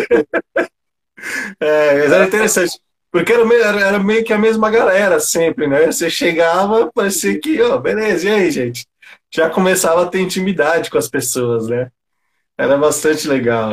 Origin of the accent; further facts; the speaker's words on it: São Paulo, Brazil; eu também sou cria do Grajaú, né? Somos cria do Grajaú.